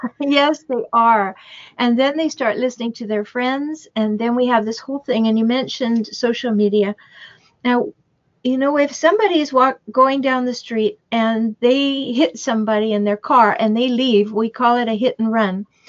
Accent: Canada; now in United States; I'm Canadian. I have dual citizenship now. I live in the United States. But back in Canada, when I was a child

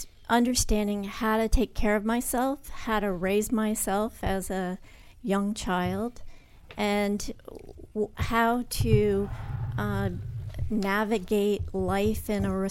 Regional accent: New Hampshire, United States; also born or lived in Connecticut; Born in Connecticut, but did most of my growing up in New Hampshire.

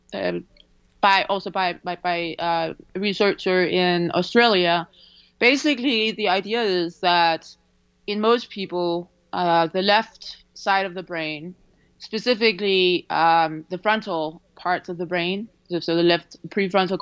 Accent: Denmark; moved away; I grew up in Denmark

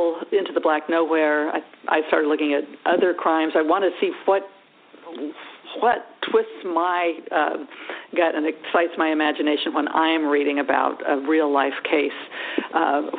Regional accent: California, United States; I grew up in California

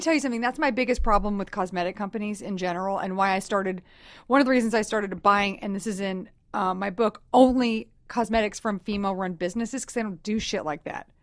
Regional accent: Texas, United States; I'm from Texas, so I say talk a lot

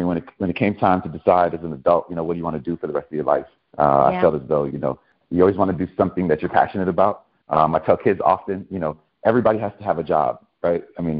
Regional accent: Chicago, Illinois, United States; I'm a city guy through and through, born and raised in Chicago. Humble Park, Logan Square area, went to Lane Tech, UIC.

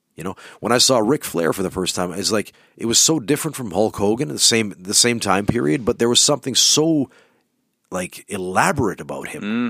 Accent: Canada; now in Finland; we're from Canada

